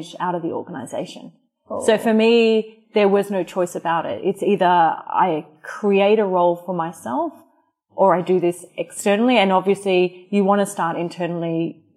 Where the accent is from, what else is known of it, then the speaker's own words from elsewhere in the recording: Australia; moved away; I'm Australian.